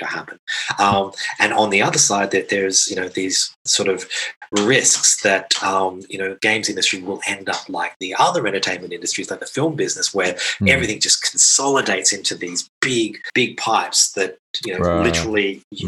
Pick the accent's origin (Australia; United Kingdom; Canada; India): Australia; now in Krakow, Poland; I come from Australia originally